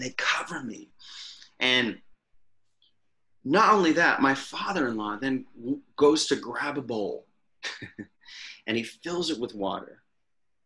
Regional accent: United States; I'm the American in the group

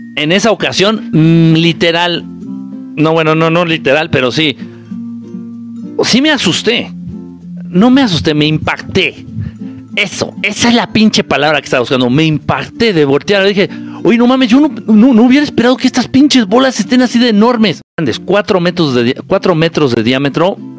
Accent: Zihuatanejo, Guerrero, Mexico; moved away; cuando voy a mi pueblo querido y adorado, Ciguatanejo de Azueta

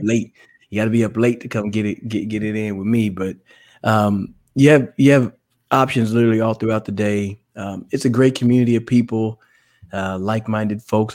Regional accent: Dallas, Texas, United States; moved away; I'm from the Dallas area. Um, so it was always fun to come home just to get to see family

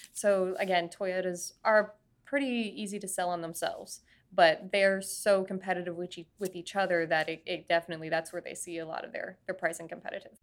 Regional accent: Florida, United States; I was growing up in Florida

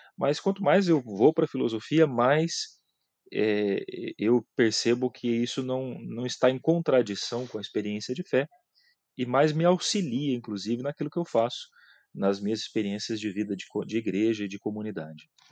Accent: Mirante do Paranapanema, São Paulo, Brazil; eu sou do interior de São Paulo, aqui de Presidente Prudente, né, da região de Presidente Prudente, de uma cidade chamada Mirante do Paranapanema

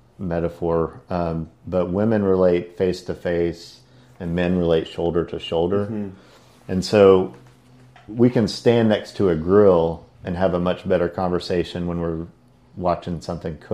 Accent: Silsbee, Texas, United States; moved away as an adult; also born or lived in Houston, Texas; now in Port Aransas, United States; I grew up in Silsbee, Texas, just north of Beaumont.

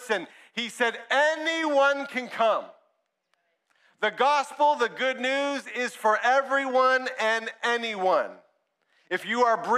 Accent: Brampton, Ontario, Canada; also born or lived in Ajax; I grew up in one church in Brampton

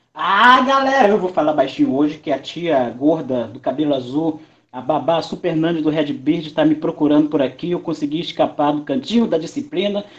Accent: São Gonçalo, Rio de Janeiro, Brazil; o embaixador não autorizado de São Gonça, Rio de Janeiro

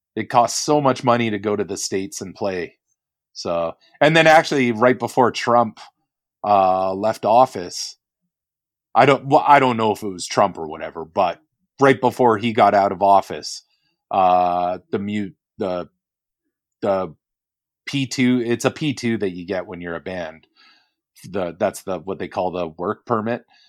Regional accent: Canada; as a Canadian

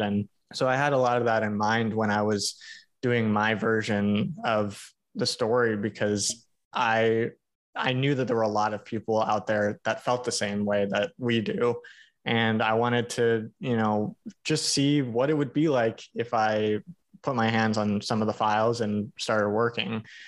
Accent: Hawaii, United States; I grew up in Hawaii.

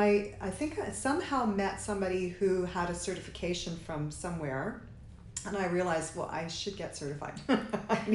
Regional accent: Sudbury, Ontario, Canada; also born or lived in Toronto; Sudbury's my hometown. I moved away to Toronto as we do when we're young

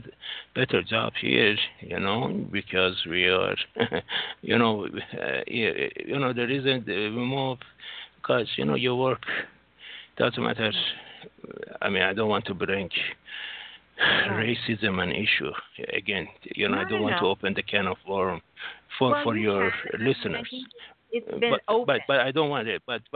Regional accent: United States; now in Singapore; No, American citizen. I'm American citizen, my dear. I am from America.

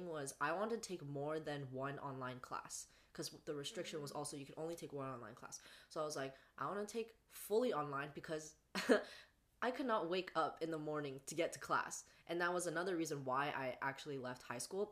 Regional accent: the Bay Area, California, United States; I go to school in Northern California, so also California, but up here in the Bay Area, and I'm from the Bay

